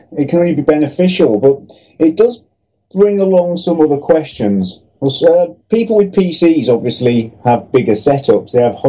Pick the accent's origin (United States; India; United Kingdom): United Kingdom; Middlesbrough, North East England; I'm from Middlesbrough.